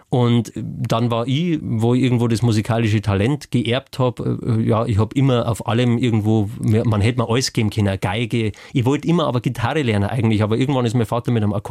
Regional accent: Bavaria, Germany; also ich bin äh, laut Pass in Oberbayern geboren, beide Eltern sind Oberbayern tatsächlich, aber weil das so grenznah war, haben sie dann äh

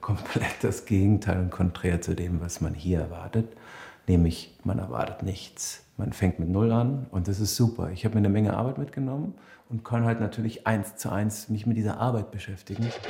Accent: Berlin, Germany; Ich komme aus Berlin

